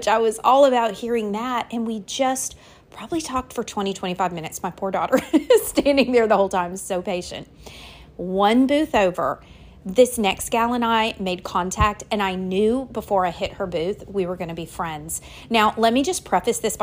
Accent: Louisiana, United States; also born or lived in the North (US); I live in Louisiana

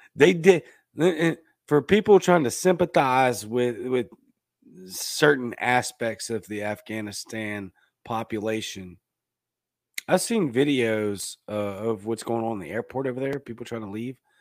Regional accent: United States

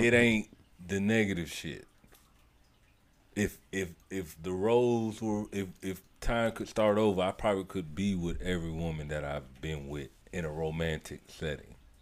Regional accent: St. Petersburg, Florida, United States; I am originally born and raised in St. Petersburg, Florida

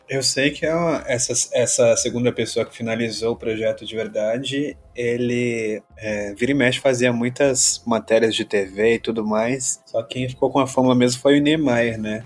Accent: São José dos Campos, São Paulo, Brazil; moved away as an adult; now in São Paulo, Brazil; eu sou de São Paulo, mas eu me mudei muito novo, com 7 anos de idade para São José dos Campos. Aí vivi até uns 25

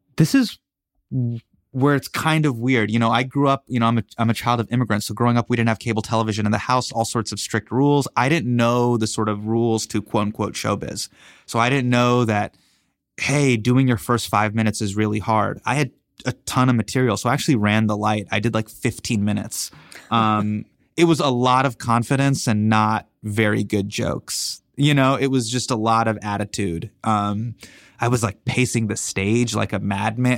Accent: Davis, California, United States; I grew up in Davis

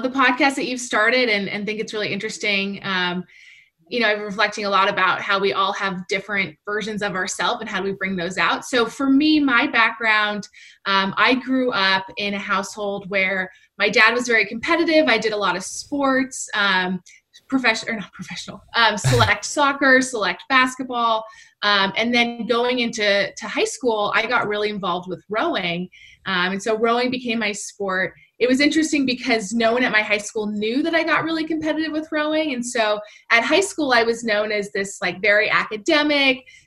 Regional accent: West Coast, United States; moved away as an adult; I'm from the West Coast.

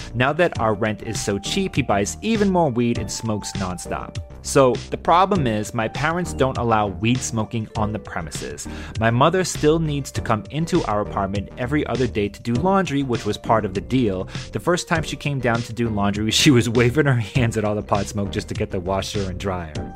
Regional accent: Massachusetts, United States; moved away; I grew up in Massachusetts

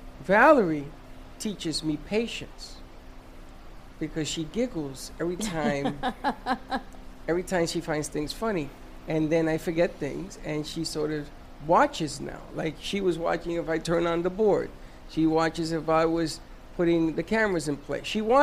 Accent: Puerto Rico; I told you when I came from Puerto Rico and I watched The Who?

